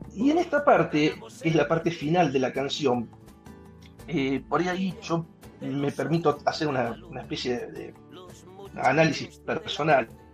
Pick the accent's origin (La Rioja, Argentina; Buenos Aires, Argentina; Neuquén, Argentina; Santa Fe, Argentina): Buenos Aires, Argentina; como argentino, como porteño, esto me identifica, esto es como que está escrito para mi cultura.